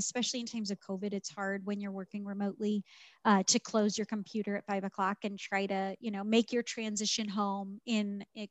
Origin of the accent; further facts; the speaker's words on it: St. Louis, Missouri, United States; moved away as an adult; I grew up, born and raised in St. Louis, lived there my whole life, went to college there.